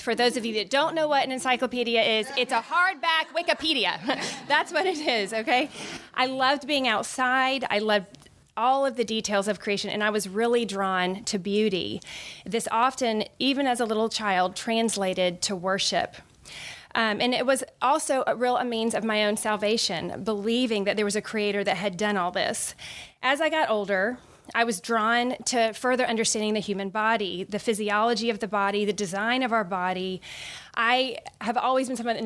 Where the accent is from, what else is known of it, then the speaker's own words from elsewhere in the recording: Orlando, Florida, United States; moved away as an adult; also born or lived in Birmingham, Alabama / New Jersey; I grew up in Orlando, Florida.